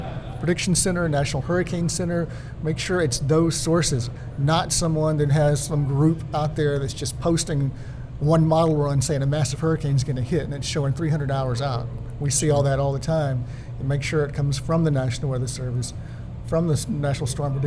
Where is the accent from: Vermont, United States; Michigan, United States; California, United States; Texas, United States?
Texas, United States; Pearland; growing up in Pearland, Texas, which is far inland.